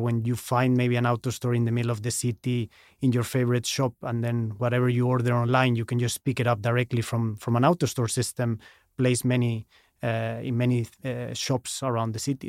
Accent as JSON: {"language": "English", "town": "Madrid", "region": "Community of Madrid", "country": "Spain", "also_born_or_lived": "Chicago, United States / Nedre Vats, Norway", "moved": "as an adult", "lives_now": "Oslo, Norway", "said": "I moved back to, to Madrid, where I'm from"}